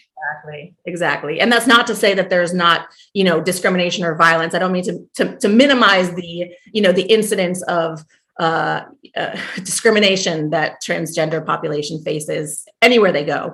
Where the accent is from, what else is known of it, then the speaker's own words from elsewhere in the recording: New Jersey, United States; moved away as an adult; also born or lived in New York; I'm originally from New Jersey